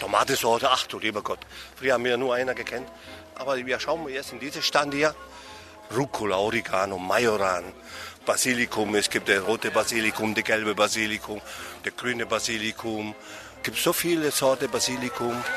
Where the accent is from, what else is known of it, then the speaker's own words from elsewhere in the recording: Italy; wir Italiener